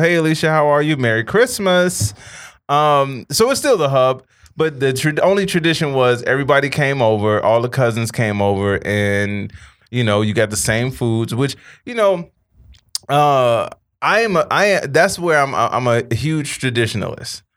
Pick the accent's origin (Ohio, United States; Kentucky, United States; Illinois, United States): Illinois, United States; Chicago; moved away as an adult; now in Los Angeles, United States; when I was growing up in Chicago